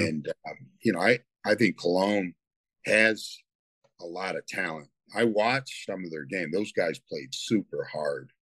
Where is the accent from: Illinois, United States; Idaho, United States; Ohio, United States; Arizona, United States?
Ohio, United States; Toledo; moved away as an adult; now in Hennef, Germany; I grew up in Toledo